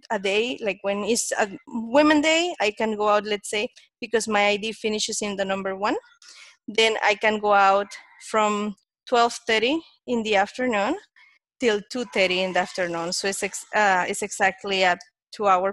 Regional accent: Panama; I'm from Panama. I'm here in Panama City.

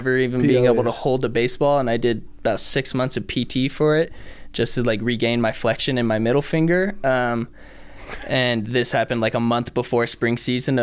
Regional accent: San Francisco Bay Area, California, United States; moved away as an adult; now in Reno, United States; I grew up in the Bay Area.

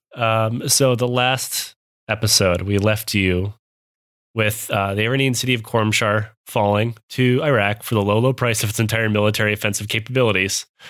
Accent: Midwest, United States; accent: Midwest; moved away; I am from the Midwest. I still s, even though I haven't lived there in over ten years, I still sound like I'm from the Midwest.

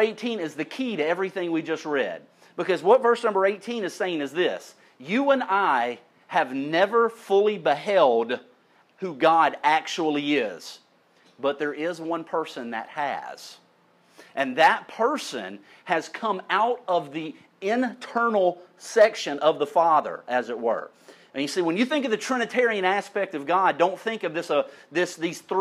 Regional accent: St. Elmo, United States; When I was a kid, I grew up in St. Elmo, my people

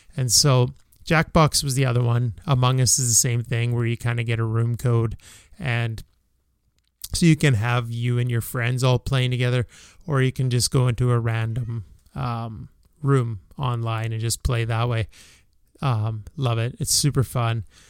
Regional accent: Canada; as a Canadian

